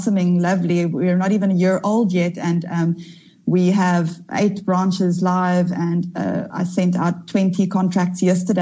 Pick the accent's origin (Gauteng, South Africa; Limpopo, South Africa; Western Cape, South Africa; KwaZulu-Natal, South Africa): KwaZulu-Natal, South Africa; Durban; I was raised in Durban from early days.